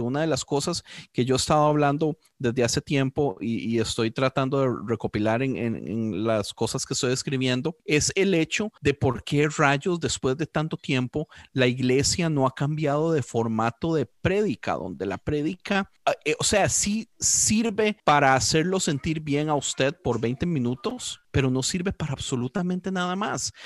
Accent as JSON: {"language": "Spanish", "country": "Costa Rica", "said": "yo como costarricense"}